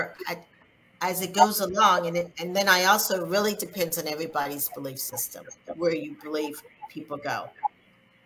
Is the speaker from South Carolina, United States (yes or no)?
yes; South Carolina, United States; growing up in South Carolina as a Black person, as I was younger